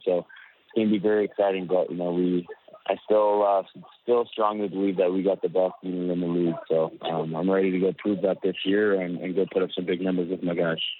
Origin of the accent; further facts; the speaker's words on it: Winnipeg, Manitoba, Canada; my hometown